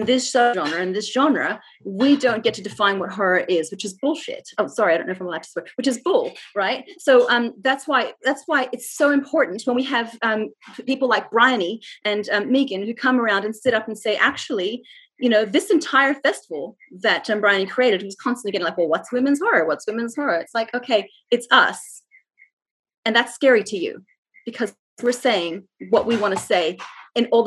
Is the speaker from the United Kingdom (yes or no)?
no; Jakarta, Indonesia; now in Australia; I grew up in Indonesia and Jakarta